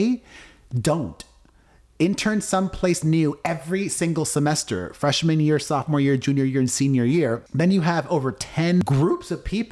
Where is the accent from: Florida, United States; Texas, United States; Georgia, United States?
Florida, United States; Miami; now in Las Vegas, United States; I grew up in Miami understanding that to be a Latino, to be Cuban